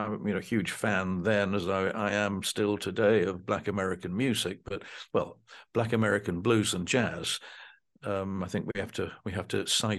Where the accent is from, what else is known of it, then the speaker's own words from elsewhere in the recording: Dunfermline, Scotland, United Kingdom; born there; Well, I was born in Dunfermline in 1947, and the band began in January of 1968.